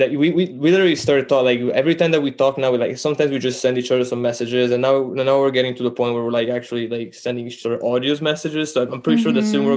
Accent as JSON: {"language": "English", "country": "Italy", "also_born_or_lived": "Canada", "second_language": "English", "moved": "yes", "said": "I'm from Italy, actually. I'm Italian. Um, learned to speak English in Canada."}